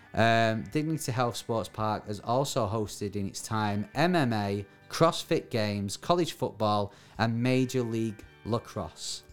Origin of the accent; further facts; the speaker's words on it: Bury, North West England, United Kingdom; my hometown, Barry